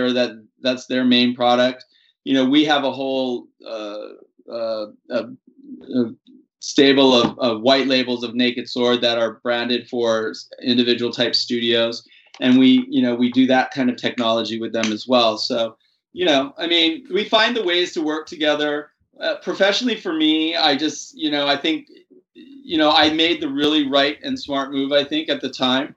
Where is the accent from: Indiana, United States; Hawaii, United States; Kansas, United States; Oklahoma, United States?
Hawaii, United States; moved away as an adult; also born or lived in San Francisco / New Mexico; now in Berkeley, United States; I'm from Hawaii, and I born and raised